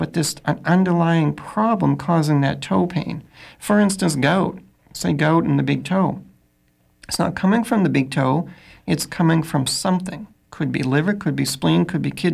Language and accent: English; Augusta, Maine, United States; I'm from Augusta